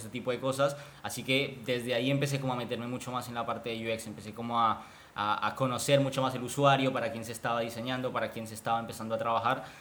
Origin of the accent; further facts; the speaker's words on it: Colombia; moved away as an adult; now in Buenos Aires, Argentina; soy colombiano, vivo hace cinco años acá en, Buenos Aires, en Argentina.